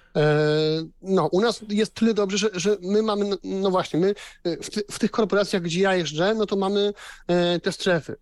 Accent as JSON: {"language": "Polish", "region": "Silesian Voivodeship", "country": "Poland", "said": "u mnie na Śląsku, no jednak wiecie, no to aglomeracja"}